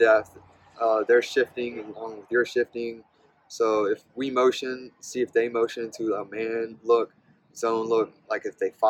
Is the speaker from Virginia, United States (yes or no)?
yes; Ladysmith, Virginia, United States; I grew up in a small town in Caroline County named Ladysmith, and my family has been on the same street for five generations